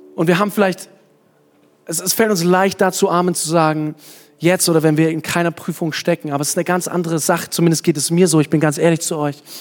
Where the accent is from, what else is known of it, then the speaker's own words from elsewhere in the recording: Kottensdorf, Bavaria, Germany; dass es zu viel Spatzen in Kottensdorf gibt, das ist schon eine Menge, da wo ich herkomme